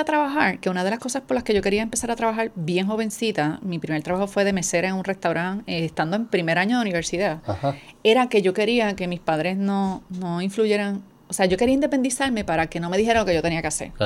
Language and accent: Spanish; Adjuntas, Puerto Rico; moved away as an adult; now in San Juan, Puerto Rico; soy puertorriqueña, natural del pueblo de Adjuntas, llevo más de 20 años viviendo en San Juan